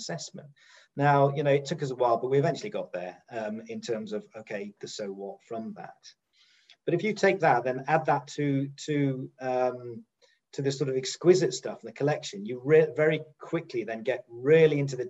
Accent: United Kingdom; Being a Brit

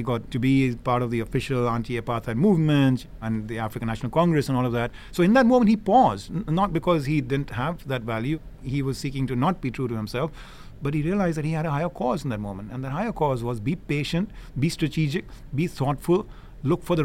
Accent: India; moved away as an adult; now in United States; I grew up in India. I am blessed to have lived the last, 30-odd years here in the United States

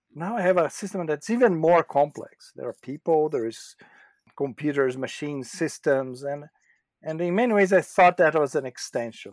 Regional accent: Brazil; moved away as an adult; also born or lived in São Paulo / Japan; I was in Brazil for most of my formative years.

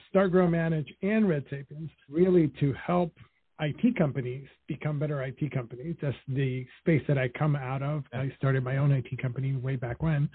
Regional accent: New York City, New York, United States; also born or lived in Dominican Republic; I grew up in Washington Heights in Harlem. When I was 5 years old, my parents split up. So I spent 5 years in Dominican Republic, which is where my parents are from

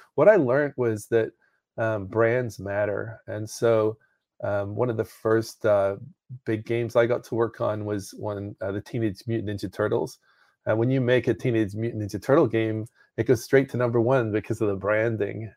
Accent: Northern Ireland, United Kingdom; moved away; I was in the United Kingdom, so I grew up in Northern Ireland.

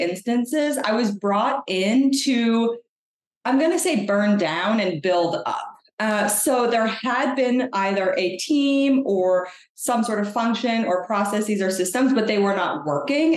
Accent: Canada; I'm a Canadian product marketer. I feel like I always have to say that. I'm Canadian and proud

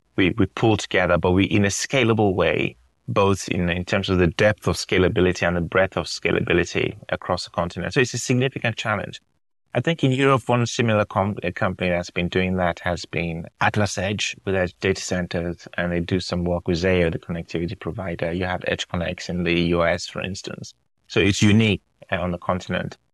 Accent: Nigeria; moved away; also born or lived in United Kingdom; I was born in Nigeria, Nigerian dad, British mom

